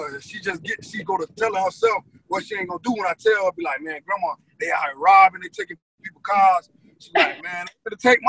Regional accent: Florida, United States; I'm from Florida

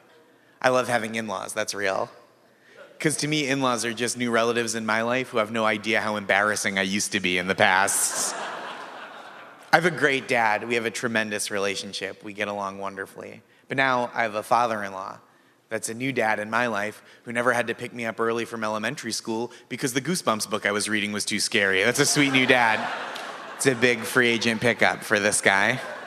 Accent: Massachusetts, United States; moved away; I grew up in Massachusetts

